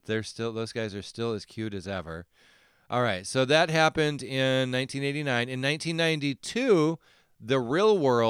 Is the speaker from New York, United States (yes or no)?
no; Alaska, United States; I'm from Alaska